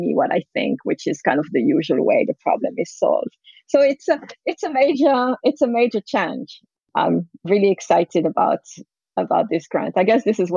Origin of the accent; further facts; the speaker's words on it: France; also born or lived in San Francisco, United States; now in Menlo Park, United States; I grew up in France